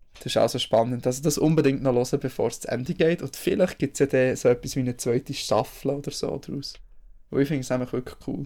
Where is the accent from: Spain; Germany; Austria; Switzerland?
Switzerland; Bern; als Berner